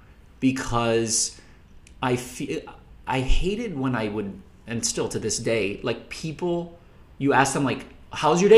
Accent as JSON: {"language": "English", "region": "Minnesota", "country": "United States", "tie": "born or raised there", "also_born_or_lived": "Indiana / Los Angeles", "moved": "as an adult", "said": "I am from Minnesota, grew up in Minnesota, went to school in Indiana, and then moved out"}